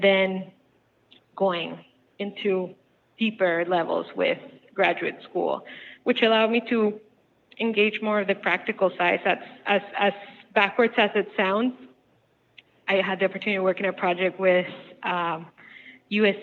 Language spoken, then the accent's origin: English; Bogota, Colombia; moved away; I'm originally from Colombia, South America, and in the outskirts of Bogota, the city that I'm from, we had a little farm